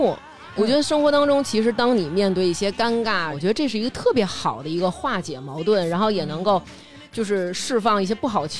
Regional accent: China; 我身为一个中国人，

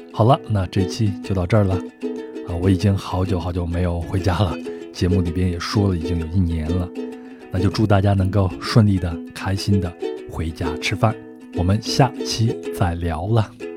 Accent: China; 我们中国人很勤劳

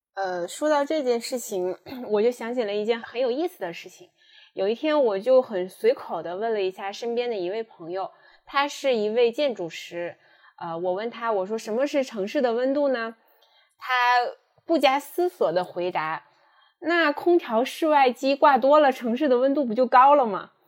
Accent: northern China, China; moved away as an adult; also born or lived in Shanghai; 因为我本身是北方人，来到上海读书，然后工作

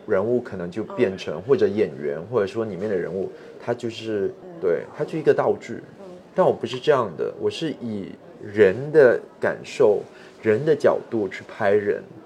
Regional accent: Singapore; 我是热带地区长大的，就是常年温度二十四到三十二度

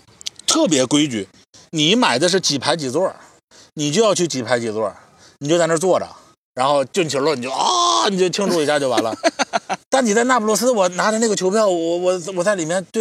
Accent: China; 按照咱们中国人的标准，他那个他那个叫什么球场？

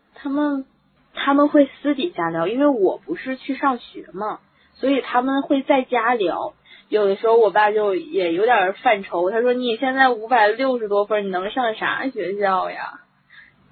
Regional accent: Heilongjiang, China; now in Hebei, China; 我们黑龙江

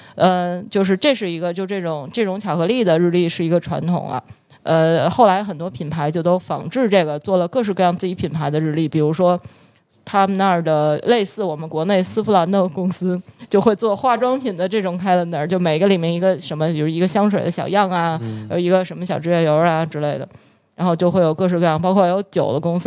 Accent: Beijing, China; also born or lived in Germany; 我的家乡是北京

